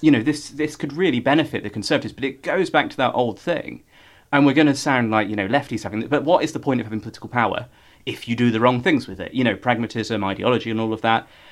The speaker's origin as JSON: {"language": "English", "area": "Norfolk", "region": "East of England", "country": "United Kingdom", "tie": "born or raised there", "moved": "yes", "lives_now": "London, United Kingdom", "said": "I grew up in Norfolk, small town."}